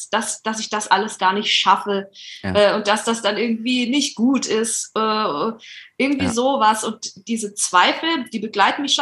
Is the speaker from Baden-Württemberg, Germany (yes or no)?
yes; Hinterzarten, Baden-Württemberg, Germany; also born or lived in Titisee-Neustadt; now in Berlin, Germany; komme eigentlich aus einem Dörflein, äh, genau ungefähr einen Kilometer weiter hinter Zarten.